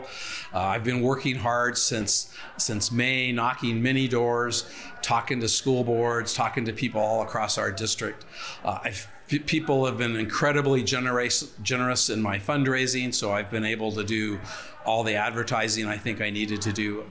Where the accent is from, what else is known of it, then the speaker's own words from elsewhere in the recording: Genesee, Idaho, United States; I grew up in Genesee, so that's kind of close to my old stomping grounds